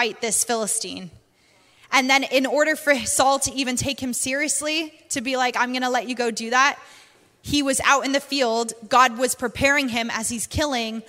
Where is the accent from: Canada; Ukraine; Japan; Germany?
Canada; accent: Canadian and British; also born or lived in United Kingdom; now in North Carolina, United States; we're from Canada, so we always grew up with basements